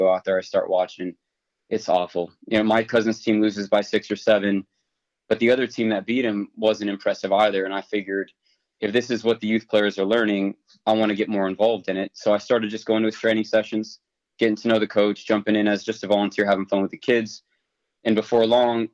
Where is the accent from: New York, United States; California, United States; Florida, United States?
California, United States; Los Angeles; also born or lived in Orange County, California; I grew up in L.A., born and raised in L.A. County